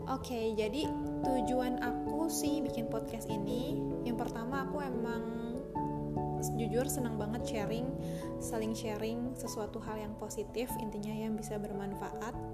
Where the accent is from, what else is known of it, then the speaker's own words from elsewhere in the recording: Bekasi, West Java, Indonesia; also born or lived in Jakarta; now in Banjar, Indonesia; Aku lahir di Jakarta, tinggal di Bekasi Sekolah dari TK sampai SMA itu aku di Bekasi Tapi kuliah di Jakarta